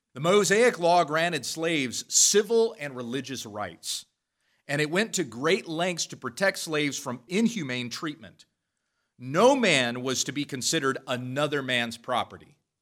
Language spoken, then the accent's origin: English; United States; we enjoy as American Christians